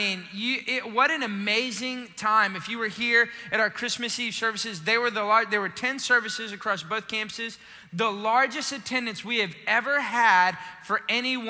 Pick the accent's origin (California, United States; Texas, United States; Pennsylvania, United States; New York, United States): Texas, United States; Austin; moved away; I'm originally from Austin